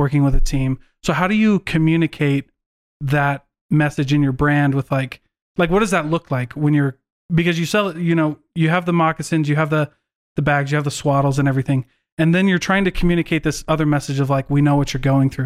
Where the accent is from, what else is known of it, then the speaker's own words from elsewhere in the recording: Iowa, United States; moved away; I was raised in Iowa